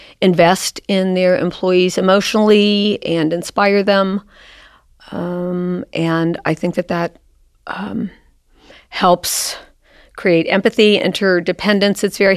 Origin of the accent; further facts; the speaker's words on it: Cincinnati, Ohio, United States; I grew up in Cincinnati in Mount Carmel.